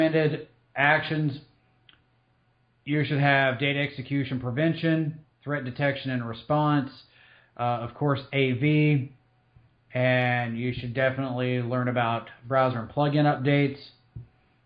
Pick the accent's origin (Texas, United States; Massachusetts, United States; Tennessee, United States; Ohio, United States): Tennessee, United States; Eastern; moved away; I'm originally from Eastern Tennessee